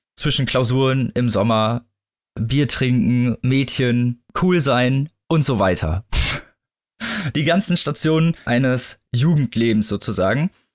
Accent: Northern Germany, Germany; Also ich bin ja in, in nördlicheren Gefilden groß geworden

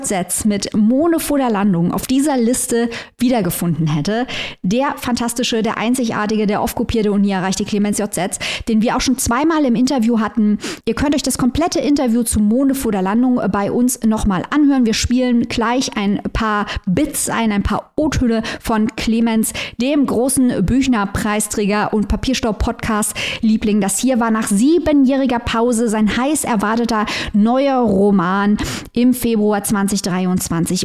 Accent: Saarland, Germany; als Saarländerin

